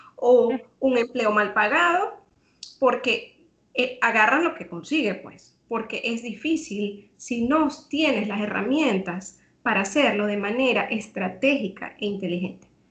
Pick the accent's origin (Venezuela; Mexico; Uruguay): Venezuela; moved away as an adult; now in Trinidad and Tobago; yo soy venezolana